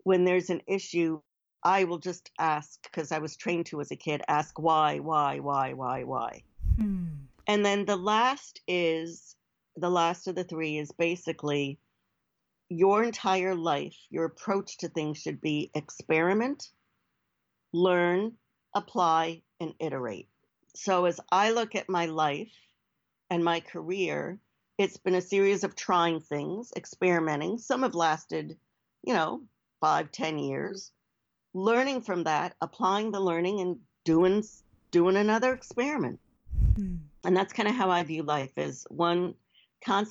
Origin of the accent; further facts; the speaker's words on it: United States; also born or lived in New Jersey / New York City; growing up in the Northeast, New Jersey and New York City.